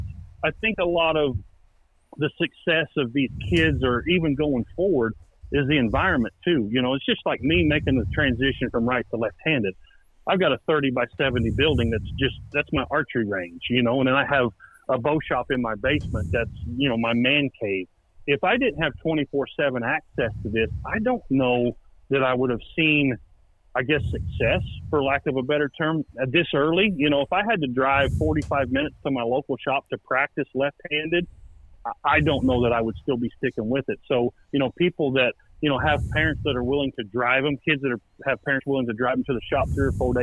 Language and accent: English; Indiana, United States; I've lived in the same town my whole life